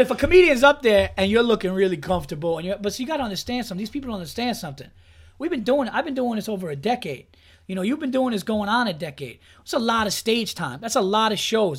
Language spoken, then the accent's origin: English; Westchester, New York, United States; also born or lived in Yonkers / Hudson Valley; I was born in Yonkers, but I, I, grew up all over Westchester. I went to high school actually upstate, um, in in Hudson Valley